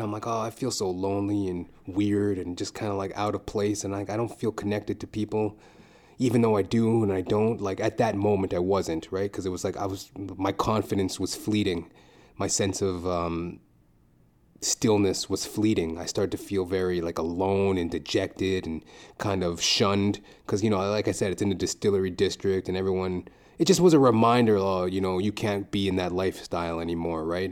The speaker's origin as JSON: {"language": "English", "country": "Trinidad & Tobago", "said": "we're Trinidadian."}